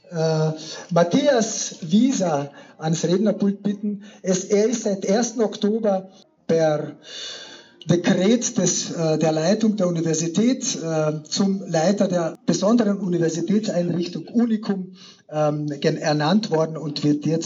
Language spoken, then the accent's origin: German; Carinthia, Austria; zumal als Kärntner Slowene oder Angehöriger der slowenischen Volksgruppe in Kärnten